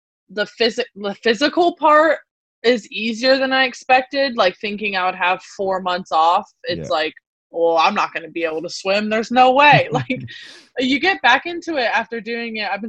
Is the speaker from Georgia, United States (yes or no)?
no; South Carolina, United States; moved away as an adult; we have a really big summer league swimming community in our town where I grew up in South Carolina